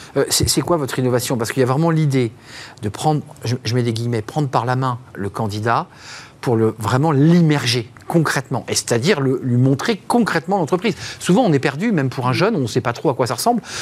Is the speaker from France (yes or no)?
yes; France; chez nous en France